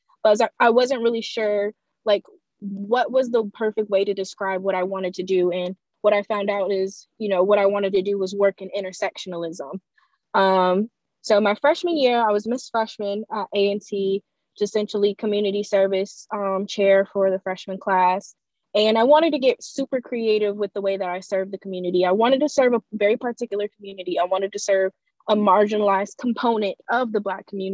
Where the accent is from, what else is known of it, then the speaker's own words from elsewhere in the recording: Fayetteville, North Carolina, United States; also born or lived in Greensboro, North Carolina; I'm originally from Fayetteville, North Carolina, and I've gone to Title I schools my entire life